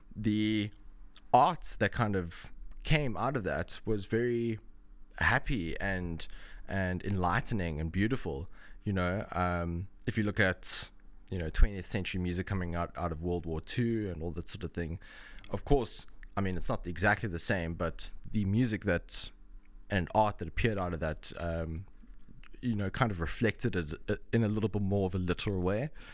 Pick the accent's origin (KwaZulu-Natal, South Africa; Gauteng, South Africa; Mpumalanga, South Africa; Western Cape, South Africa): Western Cape, South Africa; Cape Town; moved away as an adult; now in Dublin, Ireland; I'm from South Africa. I was born in Cape Town